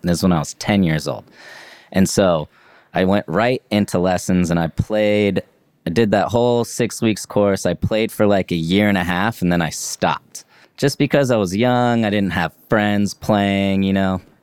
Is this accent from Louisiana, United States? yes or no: no; Leavenworth, Kansas, United States; my town I grew up in in Leavenworth, Kansas